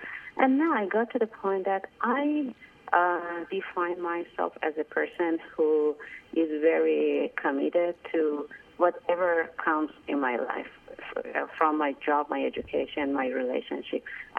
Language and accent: English; Iran; English is a second language; moved away as an adult; now in United States; because I came from Iran to the States, and that's why I didn't get opportunity to make any other relationship.